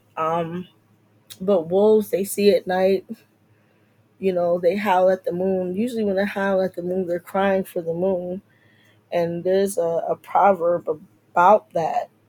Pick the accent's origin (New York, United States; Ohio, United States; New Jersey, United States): New Jersey, United States; moved away as an adult; now in DMV (Washington metropolitan area), United States; I grew up in Central Jersey and my adulthood was more in North Jersey